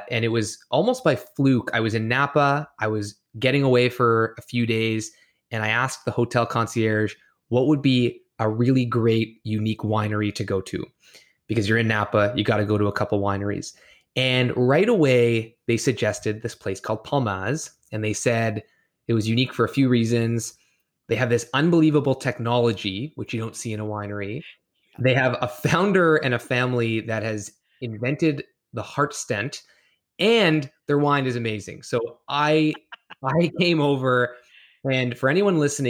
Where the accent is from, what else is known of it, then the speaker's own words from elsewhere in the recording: Toronto, Ontario, Canada; I'm from Toronto, so coming to California